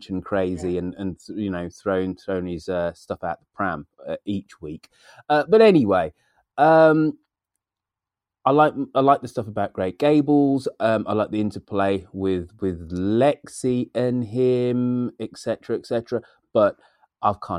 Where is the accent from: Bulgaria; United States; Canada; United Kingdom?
United Kingdom; England; me being English